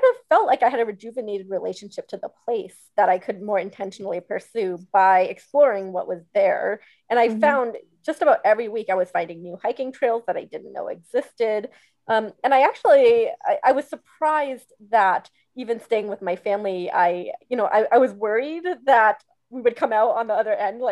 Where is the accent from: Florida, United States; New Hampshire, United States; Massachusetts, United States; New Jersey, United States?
New Hampshire, United States; southern; also born or lived in Pittsburgh; now in Atlanta, United States; back home with my family in southern New Hampshire where I grew up